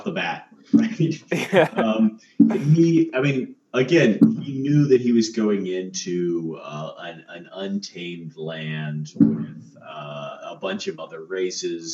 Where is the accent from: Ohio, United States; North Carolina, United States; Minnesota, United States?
North Carolina, United States; I grew up in North Carolina